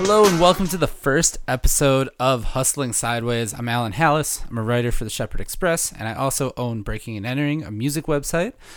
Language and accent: English; Milwaukee, Wisconsin, United States; I grew up in the Milwaukee area